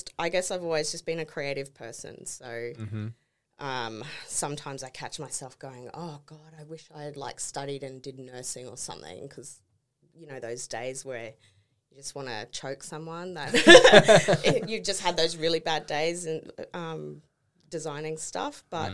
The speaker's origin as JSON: {"language": "English", "town": "Townsville", "region": "Queensland", "country": "Australia", "tie": "born or raised there", "said": "Bred. Yep. Born and bred in Townsville."}